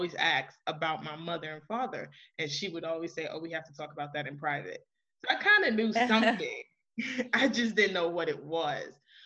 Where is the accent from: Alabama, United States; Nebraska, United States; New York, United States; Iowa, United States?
New York, United States; New York City; I am originally from Queens, New York. Born and raised by my maternal grandmother